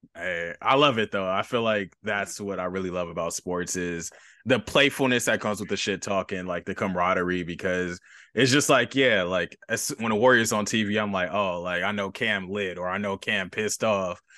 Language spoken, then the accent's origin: English; Los Angeles, California, United States; me being from L